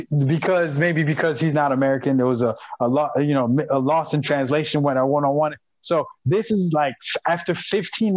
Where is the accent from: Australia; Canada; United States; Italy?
Canada; Montreal, Quebec; my hometown is Montreal, Quebec, Canada.